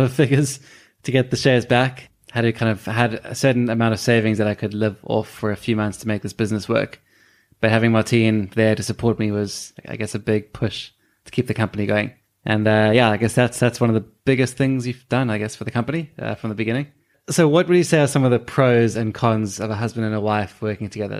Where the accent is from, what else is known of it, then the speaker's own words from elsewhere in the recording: South Africa; moved away; we're immigrants from South Africa